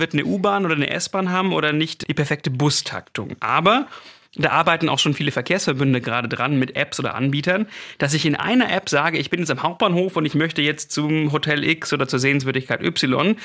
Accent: Stuttgart, Baden-Württemberg, Germany; Als Stuttgarter

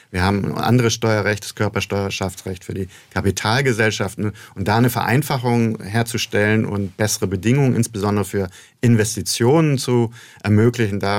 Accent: Bremen, Germany; moved away as an adult; also born or lived in United States; now in Mannheim, Germany; Norddeutschland, ich komme ursprünglich aus Bremen. Ähm, aber wie es gute Bremer Tradition ist, geht man in die Welt hinaus.

